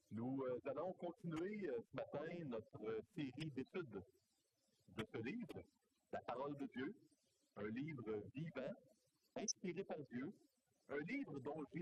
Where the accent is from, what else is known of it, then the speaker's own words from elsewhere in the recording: Canada; Je suis canadien, on est ici au Canada